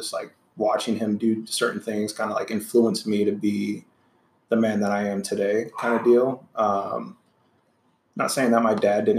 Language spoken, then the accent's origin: English; Anaheim, California, United States; also born or lived in Santa Ana, California; So I was born in Anaheim, California. Mm-hmm. You know, I grew up with my mom and dad for the early years. Grandparents lived in Santa Ana. So that was always like a second home type of deal.